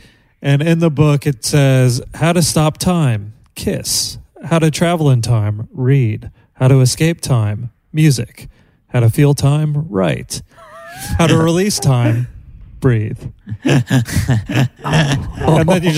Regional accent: Sydney, New South Wales, Australia; You know, I'm from Sydney.

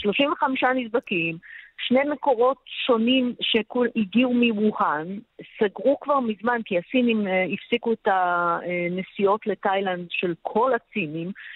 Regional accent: Israel; now in Shanghai, China; אנחנו ישראלים רבים, היו, היינו 700 uh, אה, איש uh, ישראלים. בשנגחאי

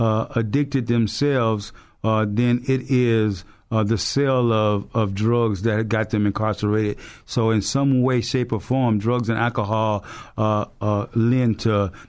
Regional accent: Leesville, Louisiana, United States; So I was stationed stateside at Leesville, Louisiana, which was really what would be considered my hometown, because as a family, we're from Alexandria, Louisiana. That's where my father and mother's from.

